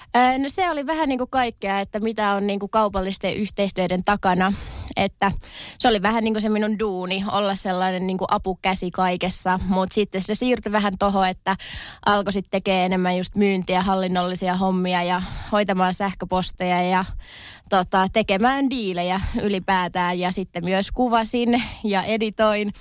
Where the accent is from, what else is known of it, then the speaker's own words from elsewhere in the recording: Tornio, Lapland, Finland; accent: Tornio Valley dialect; moved away as an adult; also born or lived in Levi; now in Helsinki, Finland; tosiaan Torniosta kotoisin